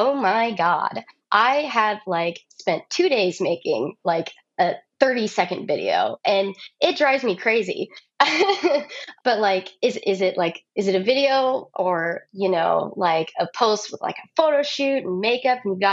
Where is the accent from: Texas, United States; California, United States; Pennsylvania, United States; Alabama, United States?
Texas, United States; I'm from Texas